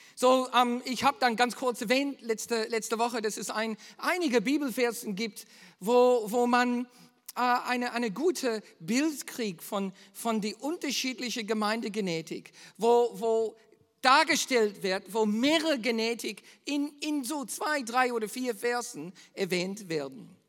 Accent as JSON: {"language": "German", "country": "Australia", "said": "bei uns in Australien"}